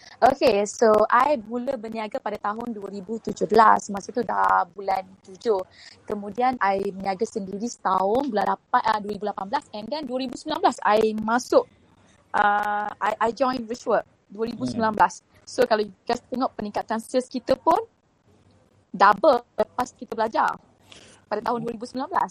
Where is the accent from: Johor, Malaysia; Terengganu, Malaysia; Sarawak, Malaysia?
Terengganu, Malaysia; Besut; accent: Kelantan; moved away as an adult; now in Kuala Lumpur, Malaysia; I ni sebenarnya budak kampung daripada Terengganu, Besut Terengganu. Uh, kemudian datang ke KL masa umur rasanya fonsi 6 kot. Eh, no, no, uh, dajah 6, dajah 6. Dajah 6 and then duduk KL. Uh, tapi bahasa dan language I tu banyak bunyi Kelantan